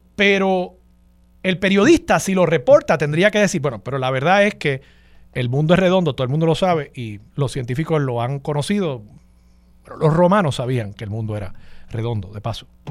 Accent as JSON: {"language": "Spanish", "town": "Levittown", "country": "Puerto Rico", "said": "nosotros los puertorriqueños"}